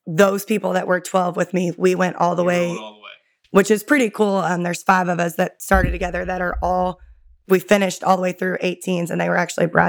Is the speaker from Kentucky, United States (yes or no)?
yes; Louisville, Kentucky, United States; So I transferred back to Louisville and missing my hometown quite a bit.